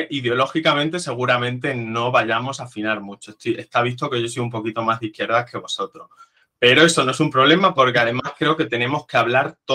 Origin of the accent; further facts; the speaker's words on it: Extremadura, Spain; now in Madrid, Spain; yo soy un extremeño que ha venido a Madrid